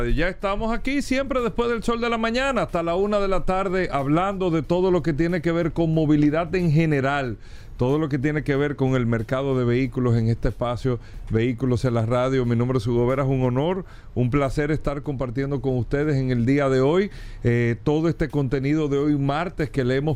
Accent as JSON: {"language": "Spanish", "country": "Dominican Republic", "said": "esto está afectando directamente a nosotros como República Dominicana."}